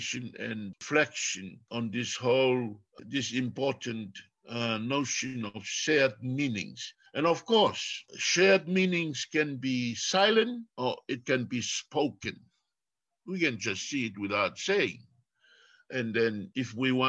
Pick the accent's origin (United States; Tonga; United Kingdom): Tonga; first language Tongan; English is a second language; I am Tongan, and Tongan is my first language